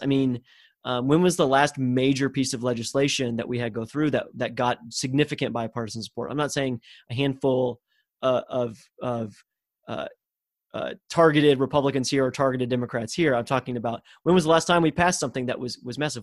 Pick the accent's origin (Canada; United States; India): United States; Texas; as a Texan